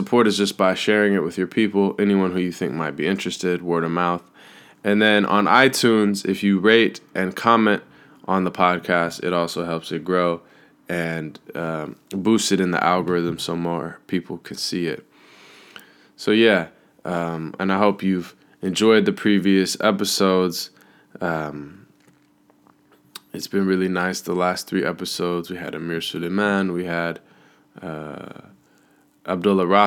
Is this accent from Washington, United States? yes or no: yes; Seattle, Washington, United States; moved away; being back in Seattle, my hometown